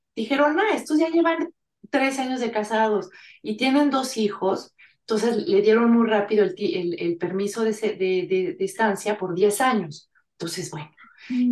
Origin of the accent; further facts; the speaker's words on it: Mexico; moved away as an adult; now in France; yo soy franco-mexicana, bueno, más bien mexicano-francesa, porque me considero más mexicana que francesa